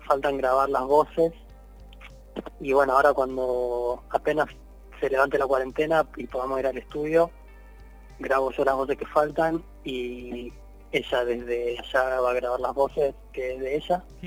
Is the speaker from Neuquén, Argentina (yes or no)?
no; Rosario, Santa Fe, Argentina; soy de Rosario, así que estoy en Rosario